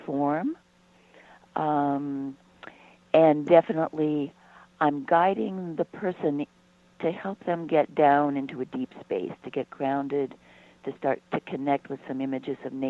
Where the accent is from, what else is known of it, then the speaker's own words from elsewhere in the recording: San Luis Valley, Colorado, United States; now in Boulder, United States; I was born in the San Luis Valley.